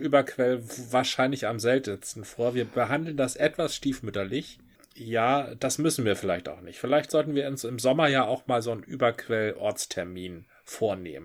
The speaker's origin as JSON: {"language": "German", "town": "Marne", "region": "Schleswig-Holstein", "country": "Germany", "tie": "born or raised there", "moved": "yes", "lives_now": "Hamburg, Germany", "said": "Von der Dittmarscher Brauerei im schönen Marne, Karl Hinz, Privatbrauerei, ja, ja. wo ich herstamme"}